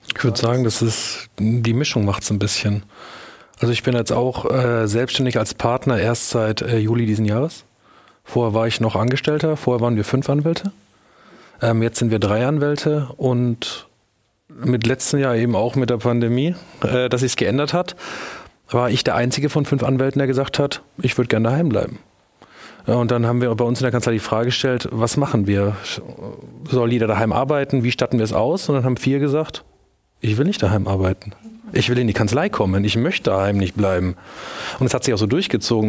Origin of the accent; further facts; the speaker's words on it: near Würzburg, Bavaria, Germany; moved away as an adult; also born or lived in Munich; Ich komme aus der Nähe von Würzburg und habe äh, dann nach dem Abitur meine Sachen gepackt, bin nach München